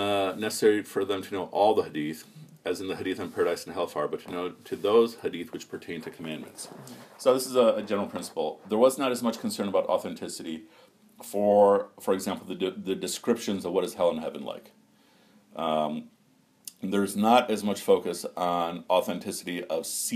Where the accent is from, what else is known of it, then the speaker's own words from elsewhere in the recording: United States; growing up in America